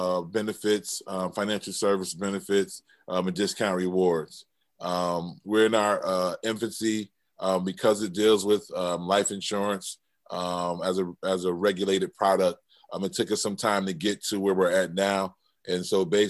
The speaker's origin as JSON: {"language": "English", "town": "New Haven", "region": "Connecticut", "country": "United States", "tie": "born or raised there", "said": "I'm originally from New Haven"}